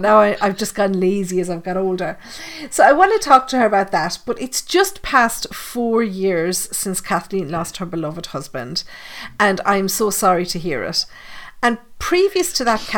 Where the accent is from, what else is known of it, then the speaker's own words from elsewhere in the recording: Ireland; we're only an hour or so from Cork, but we went on a school trip down to Cork once when I was at school